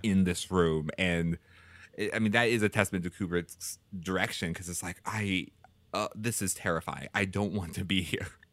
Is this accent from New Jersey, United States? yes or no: no; Houston, Texas, United States; I grew up in Houston, Houston, Texas